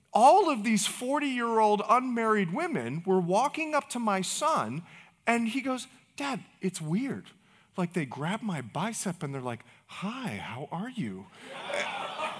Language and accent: English; Bahamas; moved away; I'm from the Bahamas